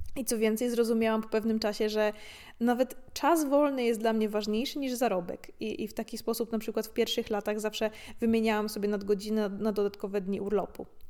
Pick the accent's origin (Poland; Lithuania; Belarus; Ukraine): Poland; Gorzów Wielkopolski, Lubusz Voivodeship; moved away; Dorastając w Polsce, E, w późnych latach 90. i 2000., zwłaszcza w niedużym mieście, jakim jest Gorzów